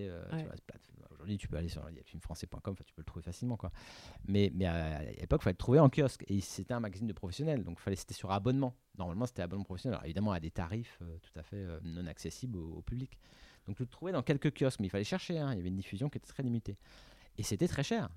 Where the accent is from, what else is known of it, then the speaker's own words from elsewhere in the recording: Paris, Île-de-France, France; j'habitais à Paris